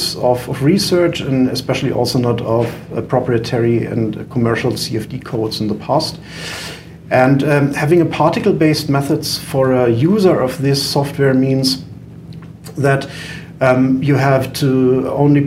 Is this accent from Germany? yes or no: yes; Germany; accent: German; English is a second language; we started our company at the University of Freiburg, which is in Germany